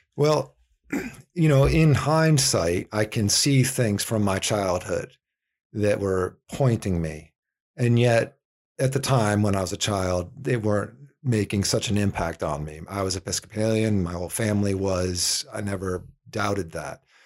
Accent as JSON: {"language": "English", "region": "East Coast", "country": "United States", "also_born_or_lived": "Virginia", "moved": "as an adult", "lives_now": "Phoenix, United States", "said": "I'm from the East Coast originally"}